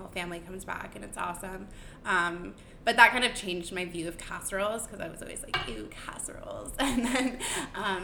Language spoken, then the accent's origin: English; Connecticut, United States; I grew up in Connecticut, in like a really, really tiny town in Connecticut